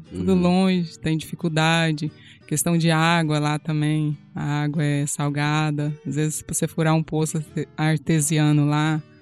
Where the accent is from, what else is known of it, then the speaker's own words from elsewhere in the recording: Bahia, Brazil; now in Rio Verde, Brazil; Os meus pais, a gente morava em Botirama, na propriedade rural, rural na Bahia.